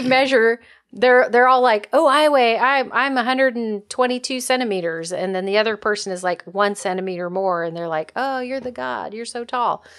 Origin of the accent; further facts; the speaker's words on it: United States; as an American